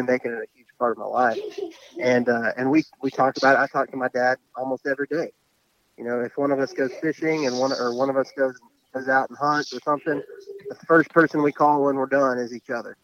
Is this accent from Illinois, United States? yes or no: no; West Texas, United States; I was raised in West Texas